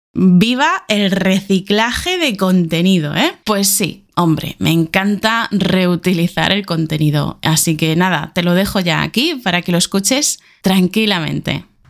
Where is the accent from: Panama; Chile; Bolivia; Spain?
Spain; moved away as an adult; also born or lived in Argentina; now in Beijing, China